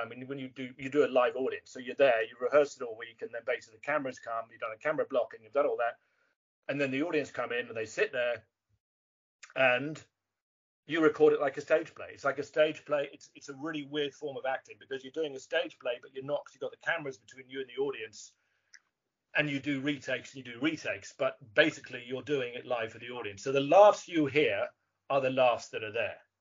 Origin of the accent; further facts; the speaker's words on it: England, United Kingdom; being English